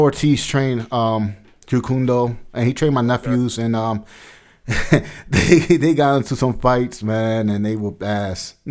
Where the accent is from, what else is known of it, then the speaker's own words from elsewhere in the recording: New York City, New York, United States; moved away; I'm originally from Brooklyn.